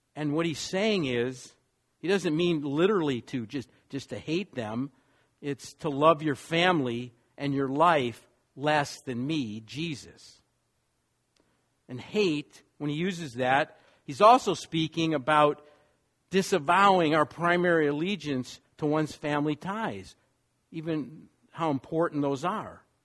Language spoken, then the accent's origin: English; Wisconsin, United States; moved away; also born or lived in New York / Los Angeles; I grew up in Wisconsin